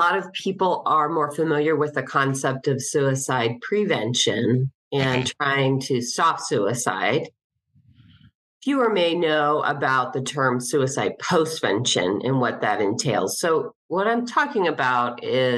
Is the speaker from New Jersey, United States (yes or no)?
no; Cincinnati, Ohio, United States; moved away as an adult; also born or lived in Denver, Colorado; moved back to my hometown of Cincinnati not too long ago